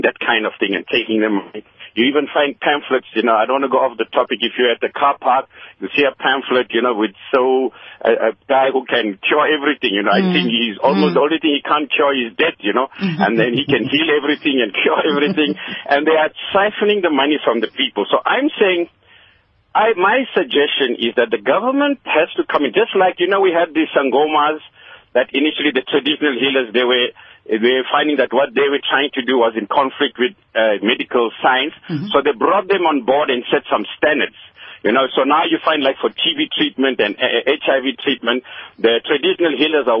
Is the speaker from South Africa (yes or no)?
yes; South Africa; I'm speaking as a South African. I'm of Asian origin, but born here, my father born here